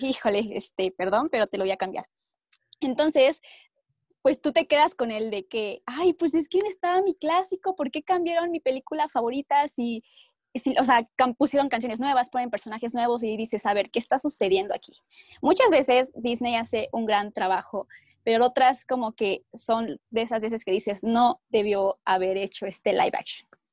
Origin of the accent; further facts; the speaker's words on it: Mexico; also born or lived in Mexico City; Vivo en la Ciudad de México